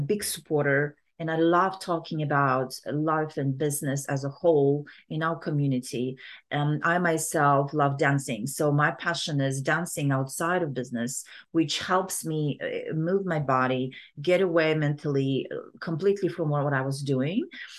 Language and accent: English; Kazakhstan; Yeah, so I grew up in Kazakhstan, right?